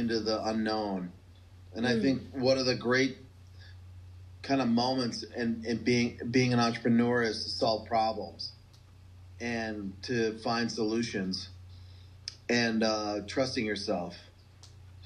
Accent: North Dakota, United States; I'm from North Dakota, farm family, you know, manufacturing family, kind of practical people.

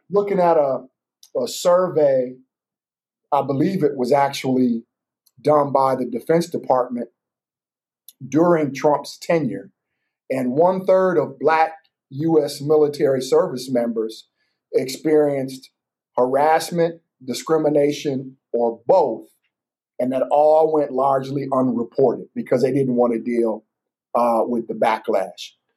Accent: Battle Creek, Michigan, United States; born or raised there

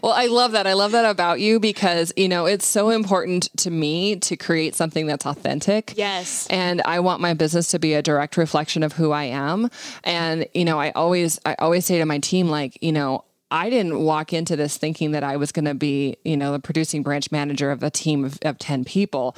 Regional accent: Montana, United States; I was born in Montana

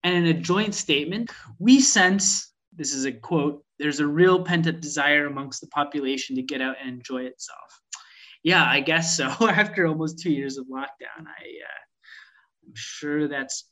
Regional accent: Canada; now in United Kingdom; as a Canadian transplant

